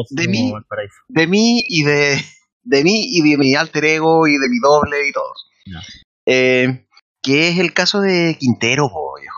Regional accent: Peru; now in Mexico; soy, peruano, pe.

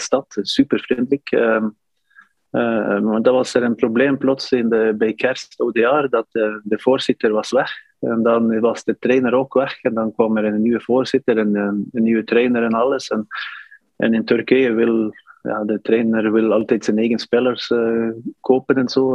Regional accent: Northern Norway, Norway; Dutch is a second language; moved away as an adult; also born or lived in Turkey; ik kom van de noord van Noorwegen, een koude stad

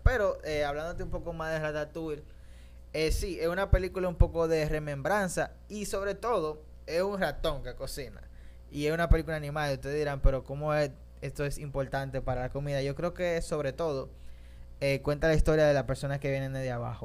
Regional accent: Dominican Republic; yo mismo soy dominicano

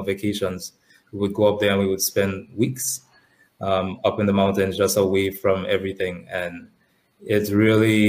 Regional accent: Portsmouth, Saint John, Dominica; also born or lived in Pointe Michel, Dominica; I was born in Point Michelle, but my family is from the north of the island. So when I was very young, we moved to Portsmouth, and that's where I grew up

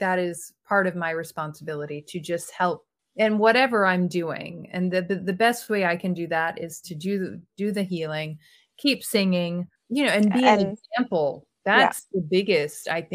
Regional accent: Mississippi, United States; moved away as an adult; also born or lived in New York / South Dakota / California; now in Paris, France; I grew up in Mississippi where we have hurricanes

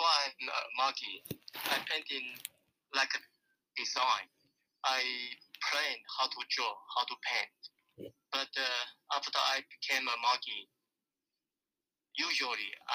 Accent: Taiwan; I came from Taiwan, born in 1955.

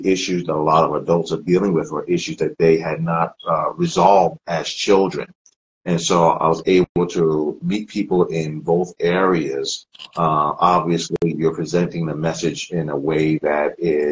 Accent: Freeport, New York, United States; moved away as an adult; also born or lived in Columbus, Ohio; now in Shadyside, United States; I'm originally from New York. I grew up there

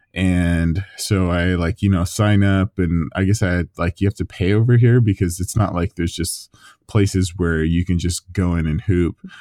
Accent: Southern California, United States; moved away as an adult; now in London, United Kingdom; my hometown in Southern California

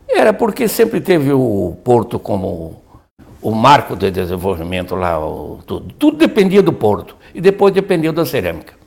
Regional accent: Imbituba, Santa Catarina, Brazil; Nascemos em Bituba, que era distrito de Laguna

